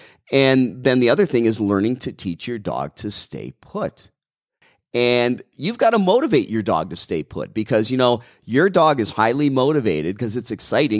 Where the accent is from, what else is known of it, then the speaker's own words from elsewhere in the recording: Brown Deer, Wisconsin, United States; I'm from Wisconsin, Audrey. I'm from Brown Deer, Wisconsin, originally, in a little tiny village of Milwaukee County.